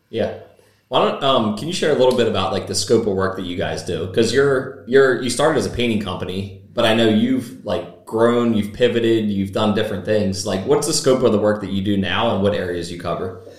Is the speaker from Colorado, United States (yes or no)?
no; Chesapeake City, Maryland, United States; born or raised there; also born or lived in Cecilton